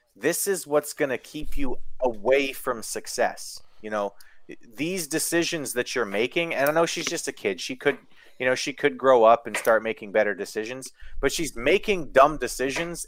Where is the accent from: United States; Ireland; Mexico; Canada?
Canada; Kenora, Ontario; where I grew up in Kenora